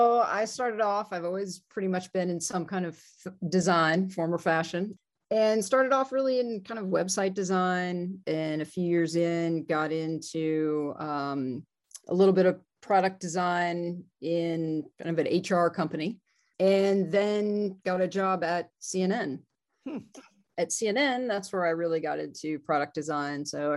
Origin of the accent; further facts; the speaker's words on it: Georgia, United States; also born or lived in New Jersey; now in Denver, United States; I am from Georgia. Okay. I was technically born in New Jersey, but I lived in Georgia since I was four.